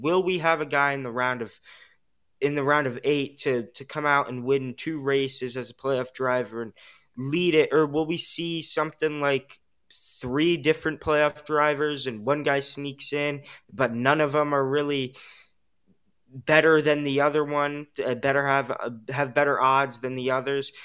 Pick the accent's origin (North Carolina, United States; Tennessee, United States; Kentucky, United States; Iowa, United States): North Carolina, United States; Charlotte; my home state of Charlotte, North Carolina